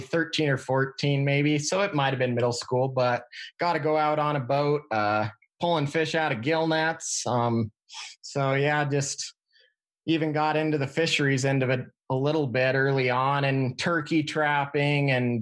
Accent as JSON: {"language": "English", "region": "Wyoming", "country": "United States", "tie": "born or raised there", "moved": "as an adult", "lives_now": "Montana, United States", "said": "I grew up in Wyoming with game warden for a dad"}